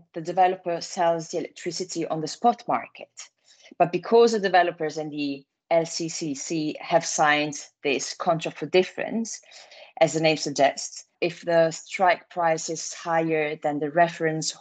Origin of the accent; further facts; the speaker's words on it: Italy; accent: Italian; English is a second language; moved away as an adult; now in London, United Kingdom; I'm Italian, as you might guess from my accent